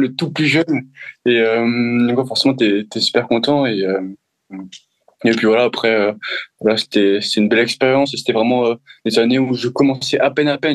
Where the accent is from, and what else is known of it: France